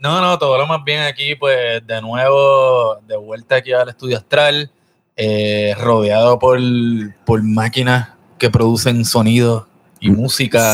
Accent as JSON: {"language": "Spanish", "country": "Puerto Rico", "tie": "born or raised there"}